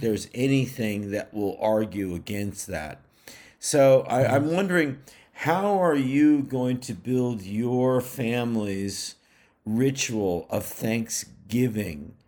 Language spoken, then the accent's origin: English; Bay Area, California, United States; moved away; also born or lived in New England; I'm from the Bay Area of California